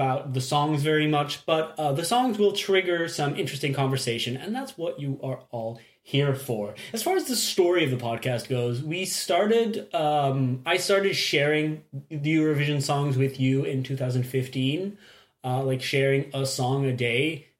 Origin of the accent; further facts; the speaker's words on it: Belgium; we are from Belgium.